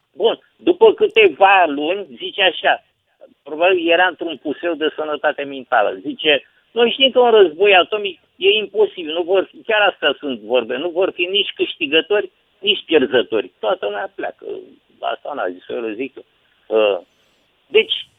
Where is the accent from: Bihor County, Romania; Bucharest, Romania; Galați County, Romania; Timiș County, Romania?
Galați County, Romania; Galați; eu sunt din Galați